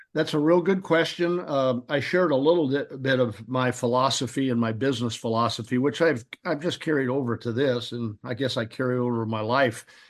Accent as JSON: {"language": "English", "town": "Peoria", "region": "Illinois", "country": "United States", "said": "Now, I'm a Midwesterner. I'm from Peoria, Illinois"}